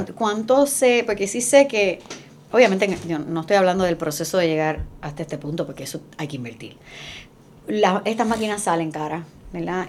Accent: Puerto Rico; en Estados Unidos somos los más amáticos

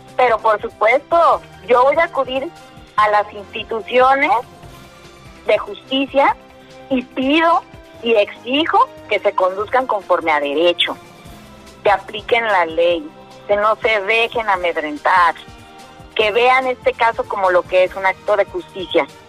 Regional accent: Mexico

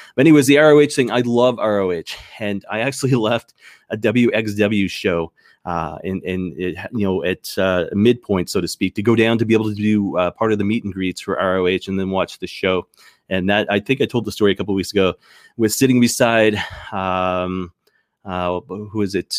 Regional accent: Canada; as a Canadian

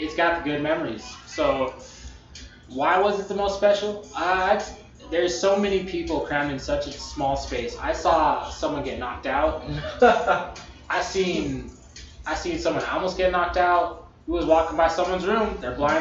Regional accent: El Paso, Texas, United States; also born or lived in Las Cruces; growing up in El Paso

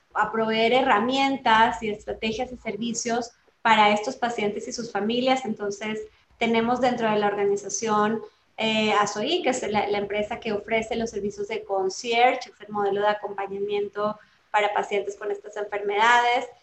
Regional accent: Colombia; now in Mexico; soy colombiana de nacimiento

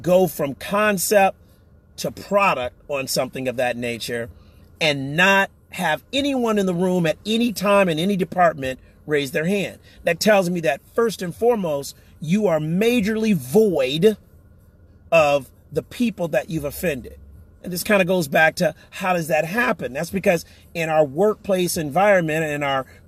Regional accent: United States; we as American citizens

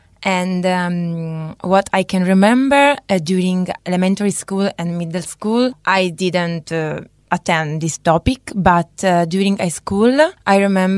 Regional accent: Italy; I come from Italy.

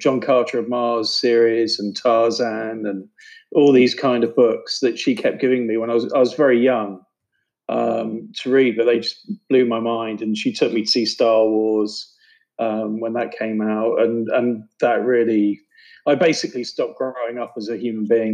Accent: United Kingdom; moved away; also born or lived in New York; I grew up just outside of London

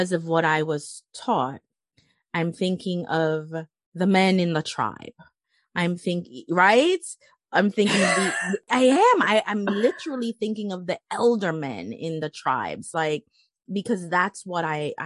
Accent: Jamaica; I'm from Jamaica, the island of Jamaica.

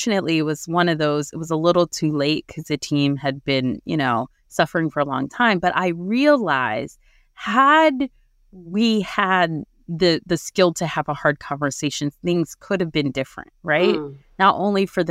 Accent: New Jersey, United States; I was born and raised in New Jersey

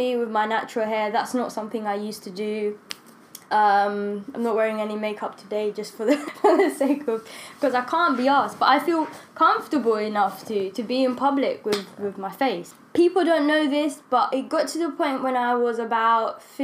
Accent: Rwanda; moved away; I grew up in Rwanda, and Rwandese people, we're just so proud of, like, yeah, we're just so proud of, like, how we look.

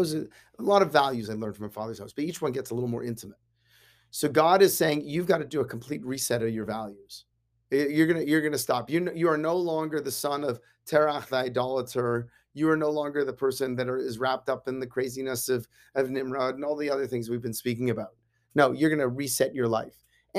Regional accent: Canada; I grew up in Canada. I like hockey. I like curling, right?

